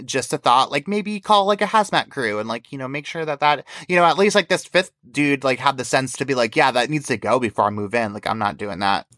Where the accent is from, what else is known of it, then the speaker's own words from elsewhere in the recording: New York, United States; I'm from New York